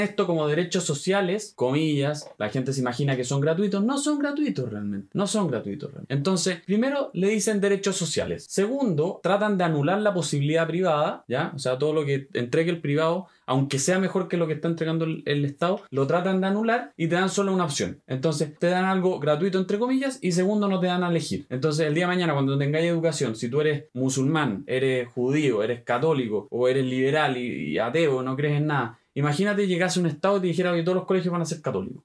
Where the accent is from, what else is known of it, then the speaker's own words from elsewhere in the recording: Chile; somos todos los chilenos